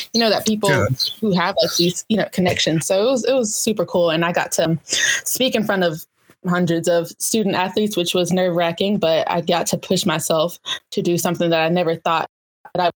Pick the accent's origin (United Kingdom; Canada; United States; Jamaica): United States; Sarasota, Florida; moved away as an adult; also born or lived in Alabama; I grew up in Sarasota, Florida, Newtown